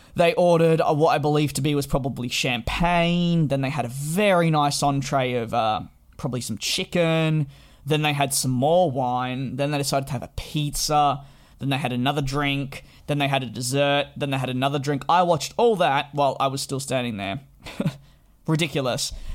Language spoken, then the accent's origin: English; Australia; now in London, United Kingdom; as an Australian